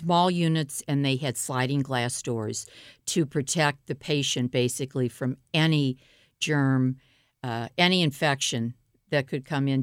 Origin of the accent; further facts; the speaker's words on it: St. Louis, Missouri, United States; I grew up in Pasadena Hills in Normandy, which is North Saint Louis